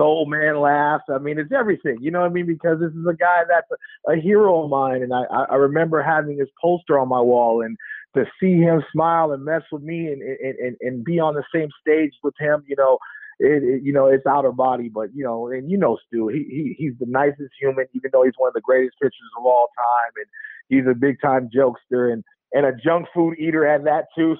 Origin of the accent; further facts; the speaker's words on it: Oakland, California, United States; also born or lived in Alameda, California; growing up in Oakland